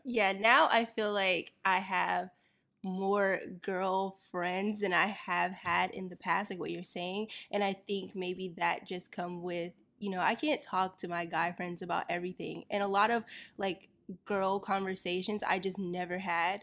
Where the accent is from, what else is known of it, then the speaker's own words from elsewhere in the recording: Florida, United States; I grew up in Florida